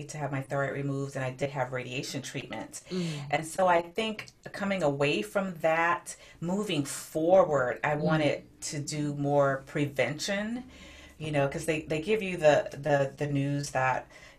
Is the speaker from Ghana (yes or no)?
no; Augusta, Georgia, United States; moved away as an adult; now in San Diego, United States; I'm originally from Augusta, Georgia, and I ended up in San Diego by way of the Navy